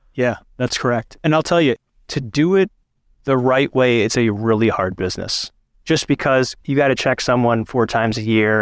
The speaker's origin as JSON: {"language": "English", "country": "Pakistan", "said": "I'm a Pakistani man"}